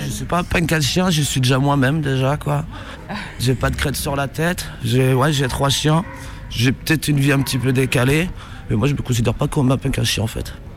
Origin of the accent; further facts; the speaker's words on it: Brittany, France; moved away as an adult; je suis de Bretagne à l'origine